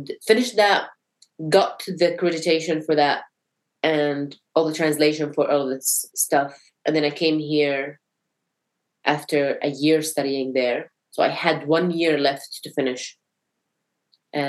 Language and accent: English; United Arab Emirates; moved away as an adult; also born or lived in Syria / Palestine; now in New Zealand; I was born in Syria. And then I lived my school years in the Emirates. Like 11 years